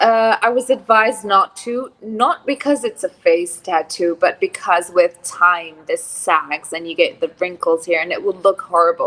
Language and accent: English; Abu Dhabi, United Arab Emirates; moved away; also born or lived in Lebanon; So I grew up in Abu Dhabi.